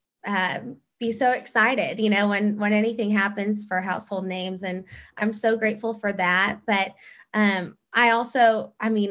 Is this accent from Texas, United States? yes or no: yes; Fort Worth, Texas, United States; moved away as an adult; also born or lived in Lubbock; now in Houston, United States; I am from Fort Worth and love it, born and raised. I actually grew up in the same house my mom grew up